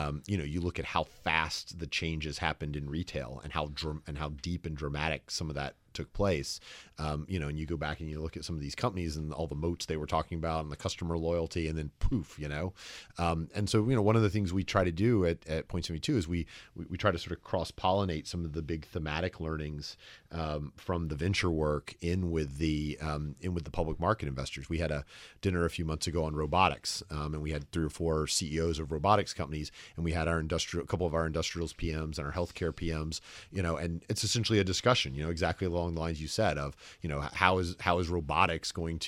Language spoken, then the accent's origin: English; the South, United States; accent: slight Southern; People are usually surprised to learn that I'm from the South